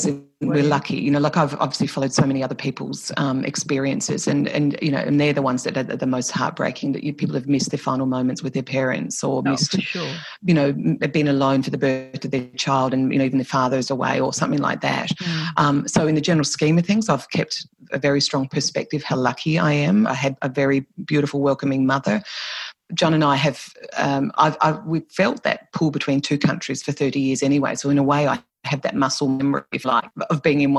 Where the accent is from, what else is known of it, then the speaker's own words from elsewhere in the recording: Australia; accent: Australian; moved away as an adult; now in Ireland; I'm Irish Australian because I have dual nationality